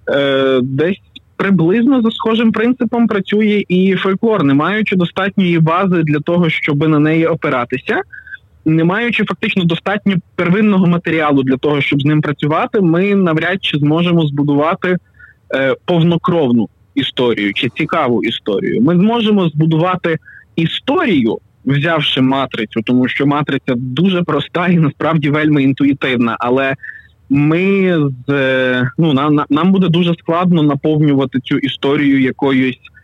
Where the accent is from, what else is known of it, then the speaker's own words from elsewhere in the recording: Pokuttia, Ukraine; Родом із Покуття